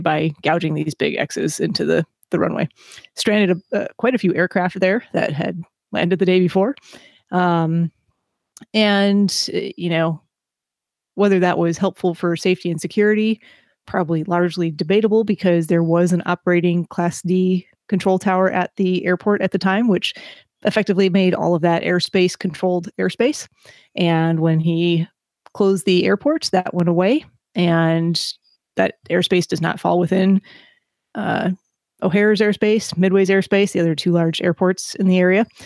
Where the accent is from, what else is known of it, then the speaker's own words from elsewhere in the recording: Chicago, Illinois, United States; moved away; also born or lived in Boston; I grew up in Chicago